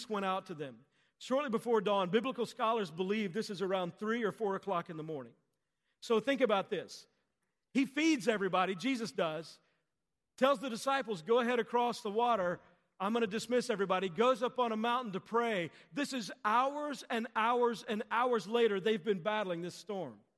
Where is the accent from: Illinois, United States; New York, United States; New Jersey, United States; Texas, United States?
Texas, United States; as a kid growing up, I grew up in Texas